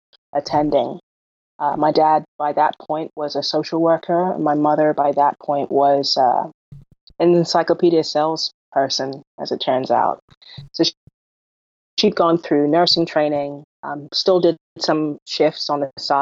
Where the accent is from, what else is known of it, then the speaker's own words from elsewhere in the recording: London, United Kingdom; moved away; also born or lived in Jamaica / West Texas; I was born in London, England, to Jamaican parents